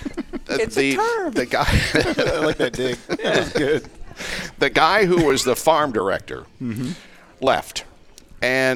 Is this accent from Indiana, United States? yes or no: yes; Indiana, United States; also born or lived in Richmond, Indiana; I was born in Richmond, Indiana, mm-hmm. which is over on the east side, just a few miles from the Ohio border. And I grew up in a small town, 1,400 people, about 14 miles south of Richmond